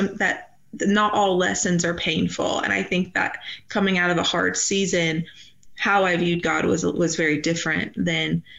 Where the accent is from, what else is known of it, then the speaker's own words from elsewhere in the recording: Georgia, United States; moved away as an adult; also born or lived in Nashville, Tennessee; now in Wyoming, United States; I was born and raised in Georgia